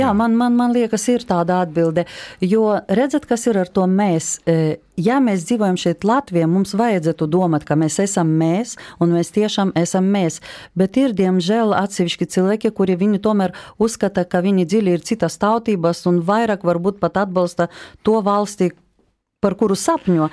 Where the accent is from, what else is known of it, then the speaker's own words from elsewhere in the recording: Lithuania; Latvian is a second language; moved away as an adult; also born or lived in Latvia; now in Riga, Latvia; es esmu lietuvieti un ļoti mīlu savu valsti Lietuvu, bet es dzīvoju šeit